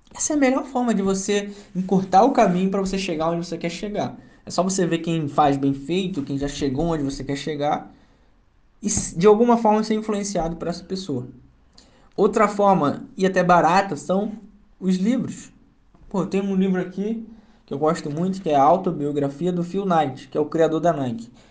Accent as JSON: {"language": "Portuguese", "town": "Duque de Caxias", "region": "Rio de Janeiro", "country": "Brazil", "tie": "born or raised there", "accent": "carioca", "said": "sou nascido e criado no Rio, na cidade de Duque de Caxias"}